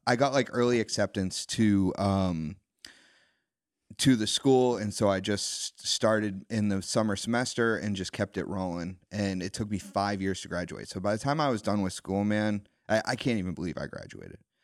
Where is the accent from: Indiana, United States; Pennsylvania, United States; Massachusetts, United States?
Massachusetts, United States; Wilmington; I grew up on the North Shore. I grew up in Wilmington